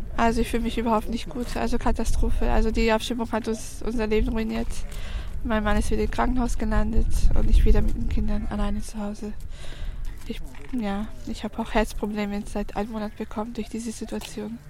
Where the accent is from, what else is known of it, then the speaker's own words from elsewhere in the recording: Serbia; now in Germany; Wir kommen aus Serbien, auch, aber wir sind auch Roma